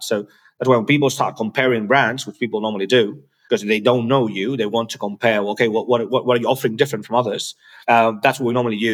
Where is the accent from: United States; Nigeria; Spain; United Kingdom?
Spain; English is a second language; I was born in Spain.